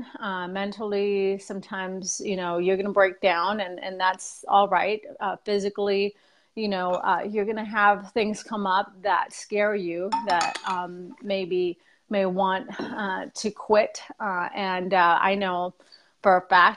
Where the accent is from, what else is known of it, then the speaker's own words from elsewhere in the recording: South Texas, United States; moved away as an adult; now in Boise, United States; But I'm originally from Texas, from South Texas.